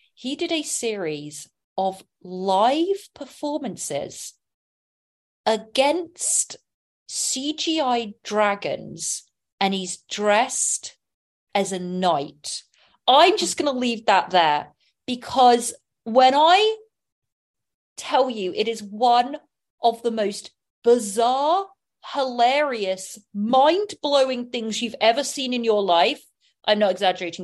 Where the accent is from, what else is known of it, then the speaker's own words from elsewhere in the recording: England, United Kingdom; now in Los Angeles, United States; I'm from England